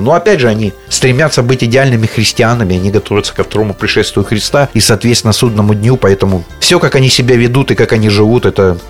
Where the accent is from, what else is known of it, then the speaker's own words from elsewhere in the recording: Zaporizhzhia, Zaporizhzhia Oblast, Ukraine; я вырос на Верхней Хортице, это мой родной район